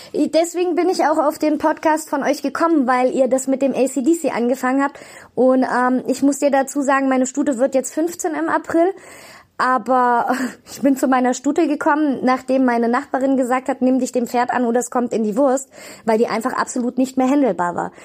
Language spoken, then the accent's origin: German; Bonn, North Rhine-Westphalia, Germany; moved away; also born or lived in Cologne; Ich bin geboren in Bonn-Beul und habe sehr lange in Köln gewohnt